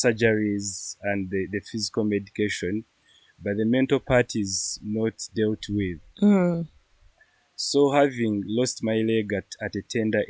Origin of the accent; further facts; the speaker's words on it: Kawale, Western Region, Uganda; I am from Kawale in Western Uganda